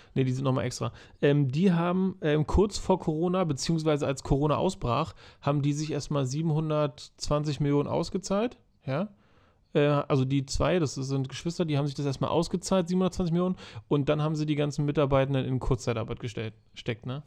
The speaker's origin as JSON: {"language": "German", "country": "Germany", "said": "bei uns in Deutschland"}